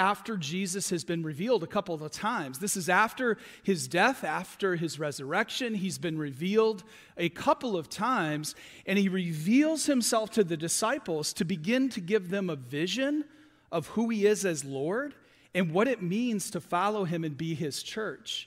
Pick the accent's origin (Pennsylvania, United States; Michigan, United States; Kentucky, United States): Michigan, United States; Lake Huron; moved away as an adult; now in Vero Beach, United States; I grew up on Lake Huron in Michigan, and then spent the other 20 or 25 years of my life in West Michigan near Lake Michigan